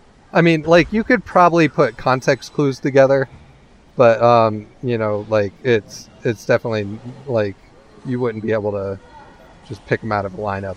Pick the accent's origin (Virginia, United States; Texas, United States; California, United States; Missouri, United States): California, United States; Like, you know, I grew up in California.